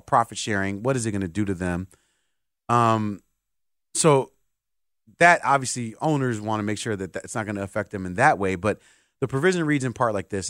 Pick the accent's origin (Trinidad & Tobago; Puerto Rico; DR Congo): Puerto Rico; my island of Puerto Rico